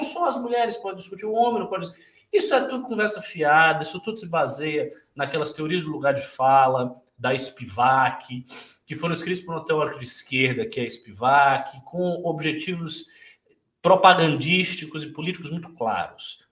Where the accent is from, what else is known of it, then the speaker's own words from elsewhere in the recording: Salvador, Bahia, Brazil; eu sou de Salvador, a população de Salvador é majoritariamente negra. Eu vou a mercados com a minha tia desde criança